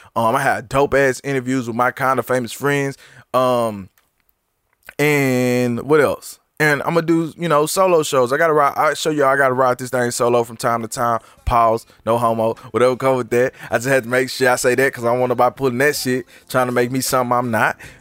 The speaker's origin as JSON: {"language": "English", "region": "Texas", "country": "United States", "said": "I'm from Texas"}